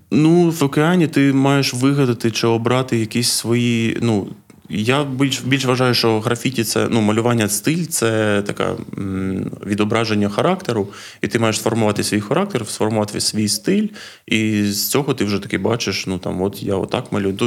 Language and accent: Ukrainian; Odesa, Odesa Oblast, Ukraine; also born or lived in Lviv; Я з Одеси